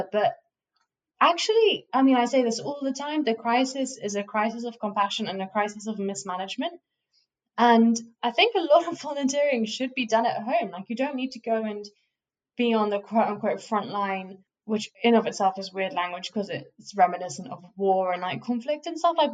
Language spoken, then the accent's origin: English; United Kingdom; like I, as a British citizen, if I needed to go to the hospital